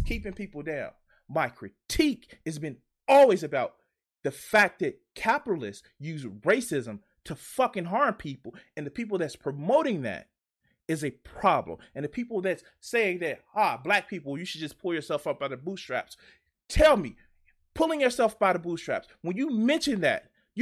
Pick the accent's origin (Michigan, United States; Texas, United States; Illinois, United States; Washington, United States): Illinois, United States; Chicago; I'm from Chicago